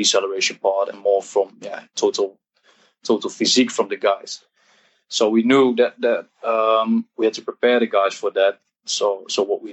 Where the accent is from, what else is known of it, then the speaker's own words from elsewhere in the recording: Eindhoven, North Brabant, Netherlands; I'm Dutch, 29 years old. I'm from Eindhoven, from the south of the Netherlands.